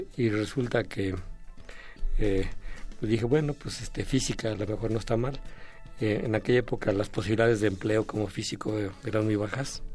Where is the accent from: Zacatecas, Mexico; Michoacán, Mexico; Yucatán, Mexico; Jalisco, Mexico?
Michoacán, Mexico; moved away as an adult; also born or lived in Mexico City; yo hice la preparatoria porque soy de Michoacán en la Universidad